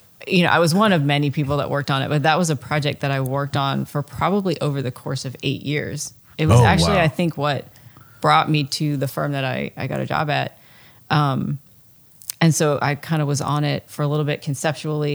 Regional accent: Bucks County, Pennsylvania, United States; where I grew up in Pennsylvania, it's north of Philadelphia, and it's kind of like one of those iconic Pennsylvania places.

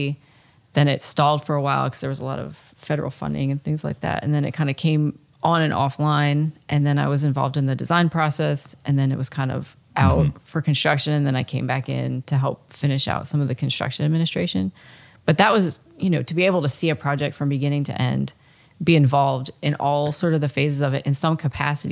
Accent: Bucks County, Pennsylvania, United States; where I grew up in Pennsylvania, it's north of Philadelphia, and it's kind of like one of those iconic Pennsylvania places.

